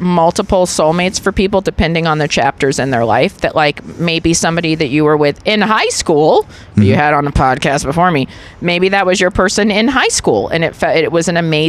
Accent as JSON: {"language": "English", "region": "New York", "country": "United States", "said": "I'm from New York. Are you kidding me? It's like half the people of New York."}